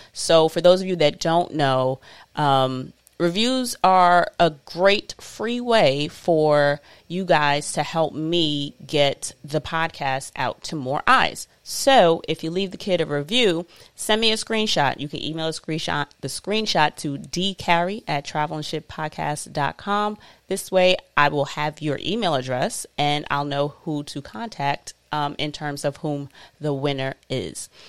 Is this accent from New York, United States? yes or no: yes; New York City, New York, United States; I'm always repping Queens. I'm always a New Yorker